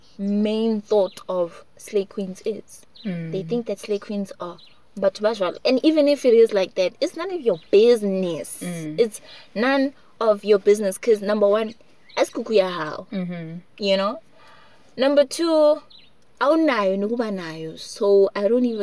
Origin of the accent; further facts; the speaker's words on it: Johannesburg, Gauteng, South Africa; I was born in Joburg and I speak isiZulu like 85% of the time